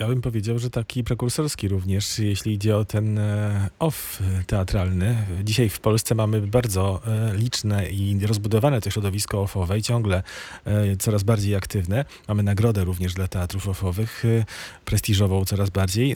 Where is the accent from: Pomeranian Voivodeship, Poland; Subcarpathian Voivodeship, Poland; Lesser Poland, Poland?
Subcarpathian Voivodeship, Poland; Rzeszów; sam jestem z Rzeszowa